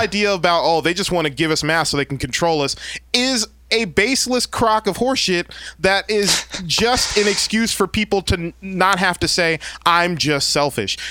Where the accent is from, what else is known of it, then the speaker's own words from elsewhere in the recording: San Bernardino, California, United States; I grew up in San Bernardino out in the Inland mm. Empire 909.